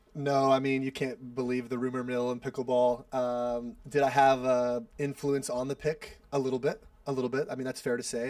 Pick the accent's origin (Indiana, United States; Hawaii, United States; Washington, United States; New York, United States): Washington, United States; Seattle; I'm from Seattle, so my whole family, a lot of my college friends are there